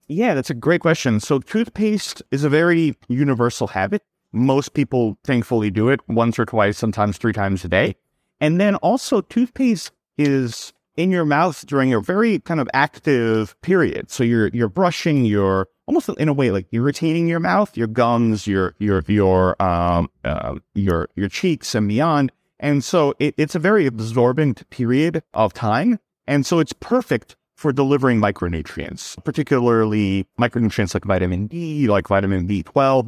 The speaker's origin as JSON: {"language": "English", "region": "New York", "country": "United States", "tie": "born or raised there", "also_born_or_lived": "Serbia", "said": "I was born in Serbia. I moved to New York when I was six years old, so I grew up in New York"}